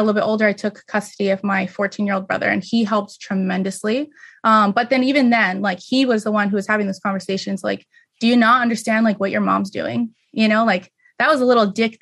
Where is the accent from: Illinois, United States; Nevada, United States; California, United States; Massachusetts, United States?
Nevada, United States; Las Vegas; moved away as an adult; I was born and raised in Vegas